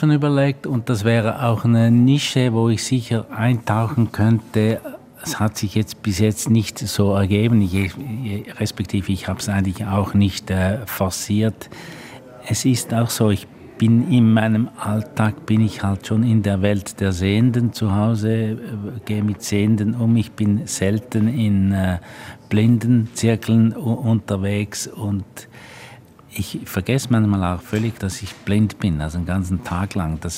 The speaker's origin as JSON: {"language": "German", "country": "Switzerland", "said": "Ich bin ja ein Schweizer und bin eigentlich äh, eher nicht in äh, deutschen Medien tätigen. In, in der Schweiz bin ich, kenne man mich in der Branche"}